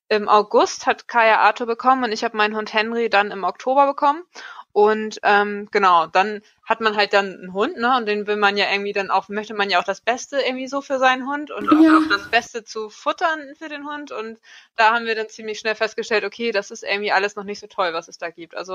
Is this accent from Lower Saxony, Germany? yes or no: no; Schleswig-Holstein, Germany; wir kennen uns schon seit der Schulzeit. Ähm, wir sind alle drei hier in Dithmarschen zur Schule gegangen.